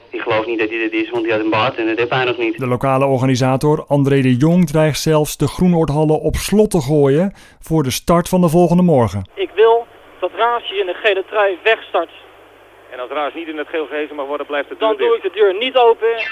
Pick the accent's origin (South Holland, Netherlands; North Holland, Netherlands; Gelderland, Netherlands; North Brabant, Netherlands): North Holland, Netherlands; Ik was toen een jaar of 10, 12 en toen heb ik ontmoet daar thuis bij ons in het Noord-Holland, in het Noord-Hollandse Dreven, een zekere Jack van Dam.